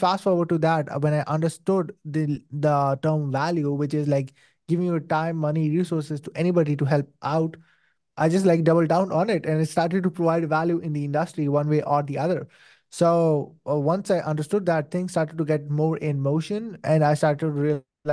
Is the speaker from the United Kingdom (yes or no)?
no; Saudi Arabia; moved away as an adult; now in Pakistan; I was born and raised in Saudi Arabia, spent my whole life in there